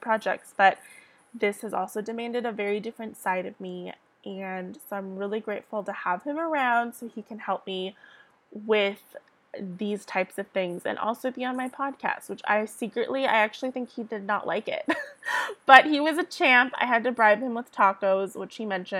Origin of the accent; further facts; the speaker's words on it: San Diego, California, United States; I'm from San Diego, California.